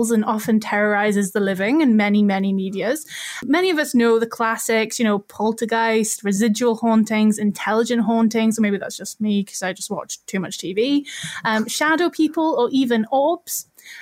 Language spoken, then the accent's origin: English; Newcastle upon Tyne, North East England, United Kingdom; I'm from Newcastle, I'm from Northumberland